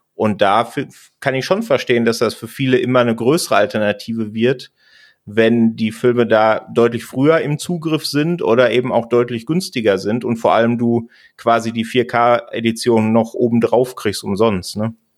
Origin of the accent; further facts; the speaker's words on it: Sauerland, North Rhine-Westphalia, Germany; now in Munich, Germany; ich komme ja ursprünglich aus dem Sauerland in NRW